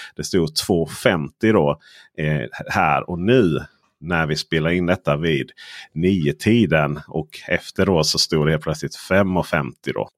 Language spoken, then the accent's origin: Swedish; Skåne, Sweden; som skåning